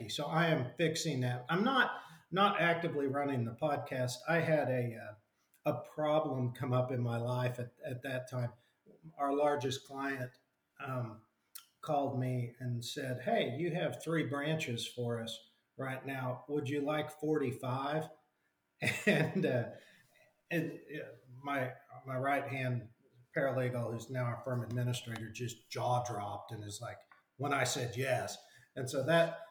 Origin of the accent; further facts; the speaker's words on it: Enid, Oklahoma, United States; also born or lived in Washington; I ended up moving back to my hometown in Oklahoma